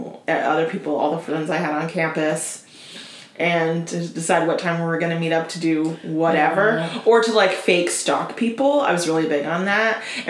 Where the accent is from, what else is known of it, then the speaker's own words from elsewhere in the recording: Florida, United States; I mean, I grew up in Florida